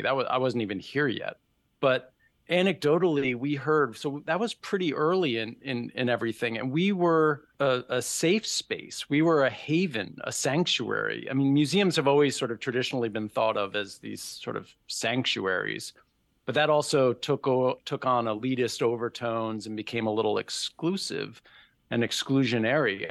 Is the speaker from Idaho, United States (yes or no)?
no; New York City, New York, United States; moved away; I grew up in New York City